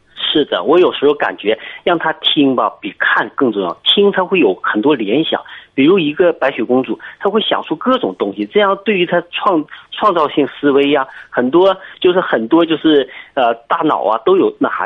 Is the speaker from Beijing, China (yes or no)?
no; Kunshan, Jiangsu, China; 我是江苏昆山的